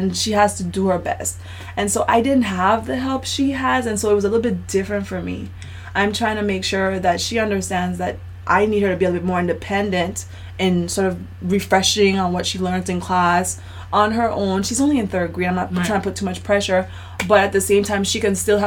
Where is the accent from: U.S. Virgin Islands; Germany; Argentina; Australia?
U.S. Virgin Islands; moved away as an adult; now in Puerto Rico; I'm not from Puerto Rico. I've been here 7 years now. Originally from St. Thomas